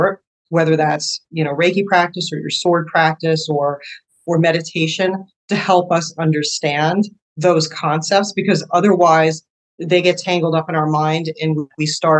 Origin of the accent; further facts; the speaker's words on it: United States; as an American and as a Westerner